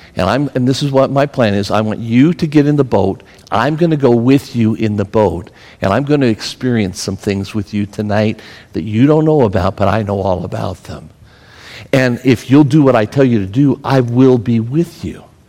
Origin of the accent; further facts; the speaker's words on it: Pennsylvania, United States; I'm from Pennsylvania.